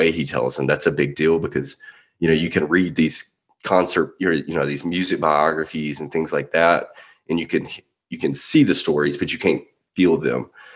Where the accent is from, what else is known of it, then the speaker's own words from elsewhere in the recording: Mississippi, United States; moved away; I grew up in Mississippi, so you can take the Southern, you can take me out of the South, but you can't take the South out of me